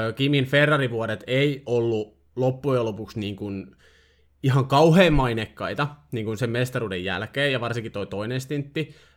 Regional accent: Finland; mä olen kotoisin samasta maasta kuin Kimi

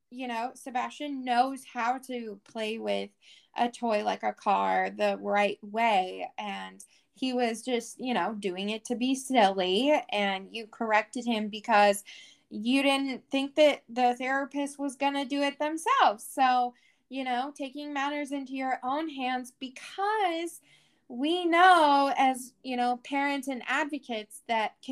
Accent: Washington, United States; You know, I'm from Washington, you know, you're in California.

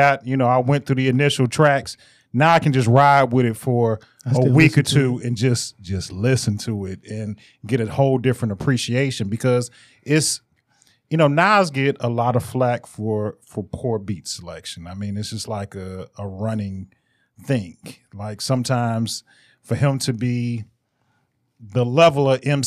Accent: Detroit, Michigan, United States; I'm from the West

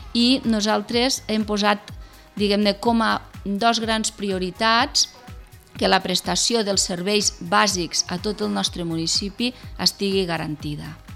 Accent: Tremp, Catalonia, Spain; jo sóc de Trem

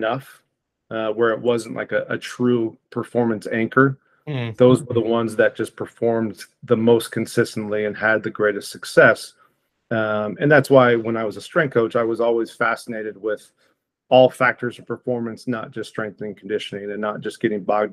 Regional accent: Portland, Oregon, United States; also born or lived in Idaho; from Portland, Oregon originally

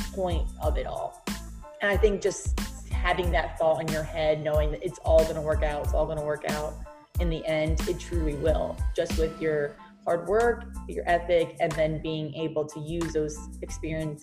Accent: New Jersey, United States; moved away as an adult; now in Baltimore, United States; I am from Jersey

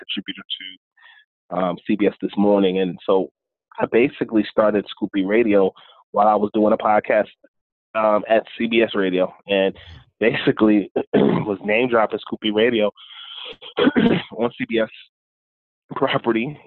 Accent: Northern New Jersey, United States; also born or lived in Harlem, New York / The Bronx, New York; I was born in Northern New Jersey, split time between Northern New Jersey and Harlem and the Bronx

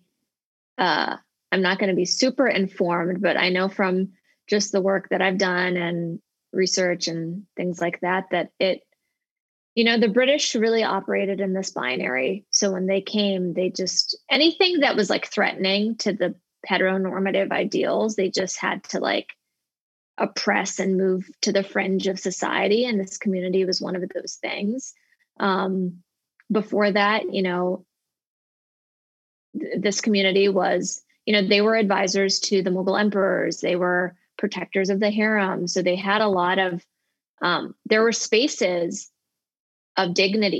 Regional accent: United States; as a child growing up in America

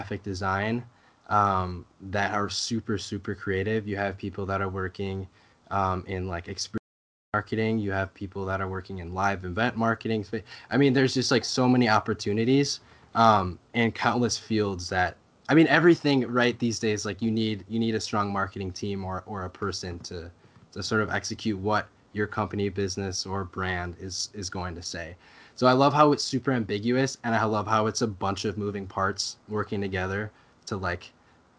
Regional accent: Coon Rapids, Minnesota, United States; I grew up in Coon Rapids, Minnesota, which is a little north of the Twin Cities area.

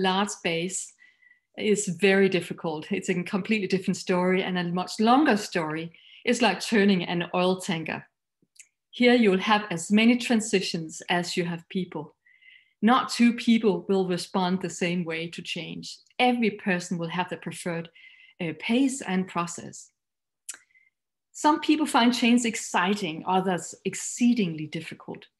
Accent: Denmark; English is a second language; You might find my accent a little funny, but I am Danish

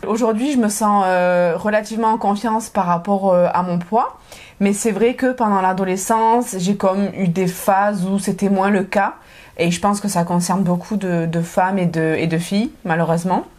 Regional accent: south of France, France; moved away as an adult; now in Montreal, Canada; je viens du sud de la France.

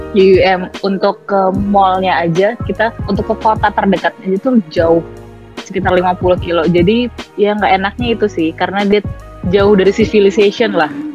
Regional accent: Indonesia; moved away as an adult; also born or lived in Malaysia

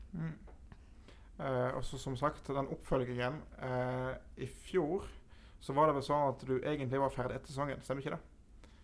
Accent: Voss, Vestland, Norway; jeg kommer ikke fra Sogn sjøl, jeg kommer fra Voss

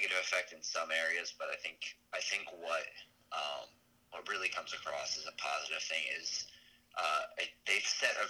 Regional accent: United States; as an American fan of the Premier League

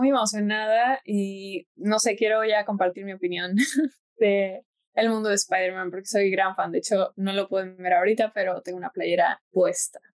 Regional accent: Mexico; also born or lived in United States; soy mexicana y estadounidense, tengo 23 años.

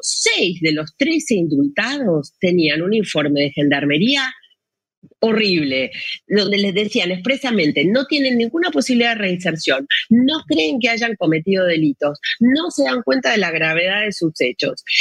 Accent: Argentina; moved away; also born or lived in Chile; soy argentina, he vivido en Chile em, muchos años

